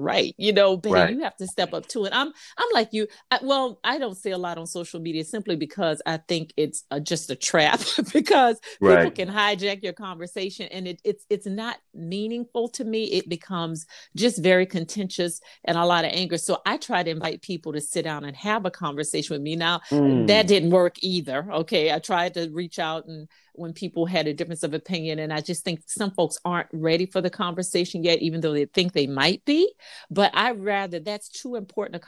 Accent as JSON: {"language": "English", "region": "Louisiana", "country": "United States", "moved": "yes", "lives_now": "South Carolina, United States", "said": "I'm from Louisiana"}